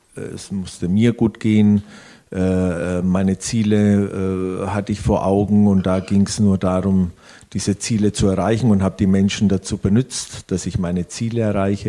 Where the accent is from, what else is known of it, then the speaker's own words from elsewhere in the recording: Italy; ich als Italiener, äh, wir wachsen schon mit Gott und Jesus auf